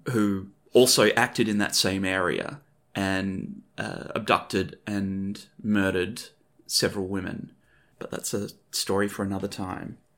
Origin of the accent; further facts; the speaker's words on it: Wheatbelt, Western Australia, Australia; also born or lived in Perth; me growing up in the Whig Belt of West Australia